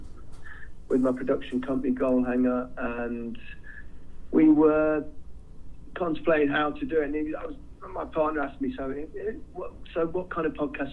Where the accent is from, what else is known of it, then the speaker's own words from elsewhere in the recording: England, United Kingdom; as English players